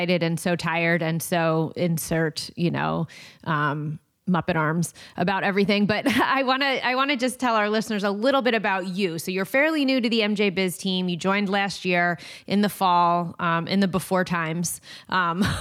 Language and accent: English; New Jersey, United States; New Jersey, which is my home state